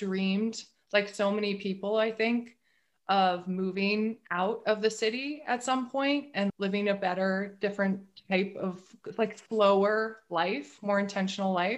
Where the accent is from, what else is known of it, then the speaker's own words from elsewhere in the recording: northern California, United States; also born or lived in Seattle; now in Maine, United States; I'm actually from way northern California, from a rural area, but way northern California.